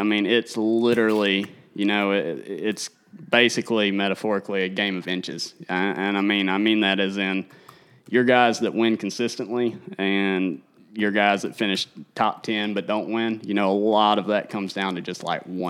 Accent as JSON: {"language": "English", "country": "United States", "said": "You know, I'm from the Tennessee River. We don't throw less than 8."}